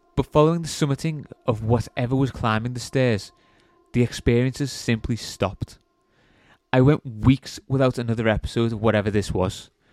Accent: England, United Kingdom; being English

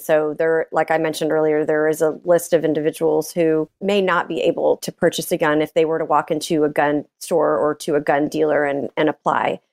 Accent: Richardson, Texas, United States; also born or lived in New York; now in Austin, United States; I grew up in Dallas

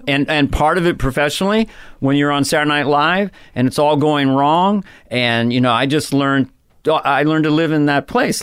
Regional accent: San Carlos, California, United States; Northern California, San Carlos

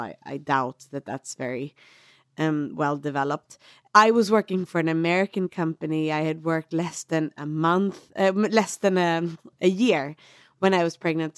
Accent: Sweden; moved away as an adult; now in Myanmar; I'm from Sweden

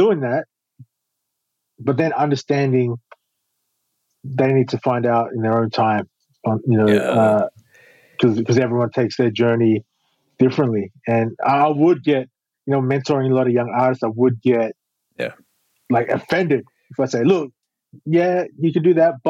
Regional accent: Queanbeyan, New South Wales, Australia; growing up in Queanbeyan

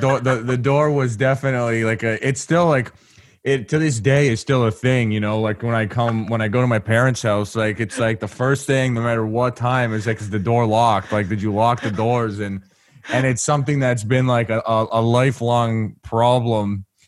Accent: Canada; I'm from Canada

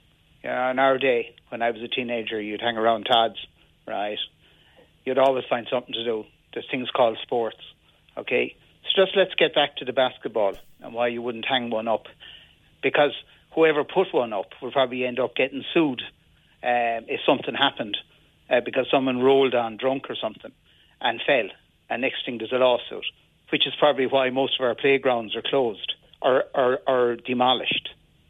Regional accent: Limerick, Munster, Ireland; And when I grew up in Limerick, the people I was friendly with came from every single area in Limerick.

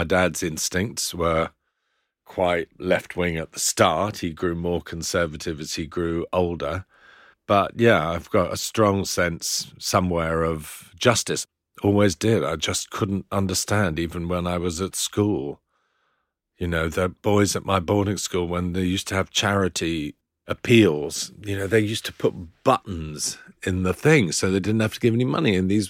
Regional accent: Philippines; also born or lived in New Zealand; now in United Kingdom; I was born in New Zealand. My mum's Australian as well. And then when I was four, we moved to the Philippines.

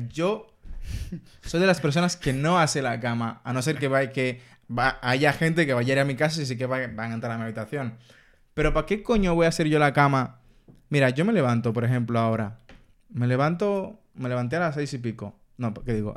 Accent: Dominican Republic; en mi casa somos dominicanos

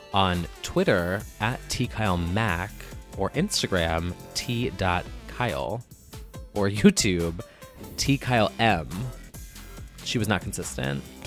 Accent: New Jersey, United States; I'm from New Jersey

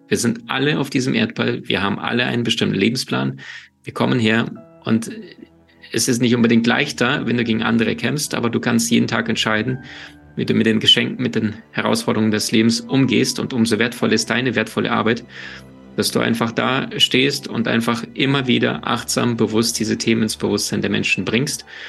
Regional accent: Ukraine; moved away; also born or lived in Siberia, Russia; ich bin in Russland, in Sibirien geboren, in der Ukraine aufgewachsen

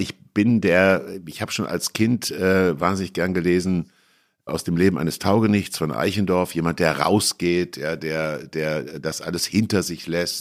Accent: Kassel, Hesse, Germany; also born or lived in Düsseldorf / Hamburg / Munich; now in Berlin, Germany; in Kassel, wo ich aufgewachsen bin

